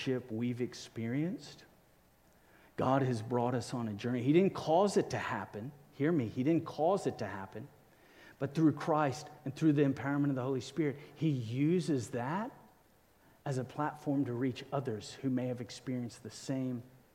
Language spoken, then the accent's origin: English; Cape Town, Western Cape, South Africa; I grew up in South Africa, Cape Town